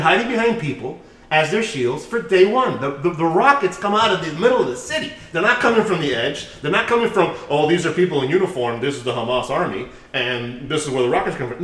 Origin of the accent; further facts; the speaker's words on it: United States; We're American